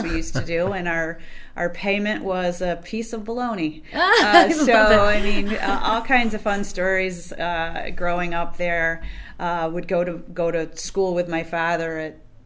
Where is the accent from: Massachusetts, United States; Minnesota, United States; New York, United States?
New York, United States; Ovid; I have really grown up in the grocery business and in that building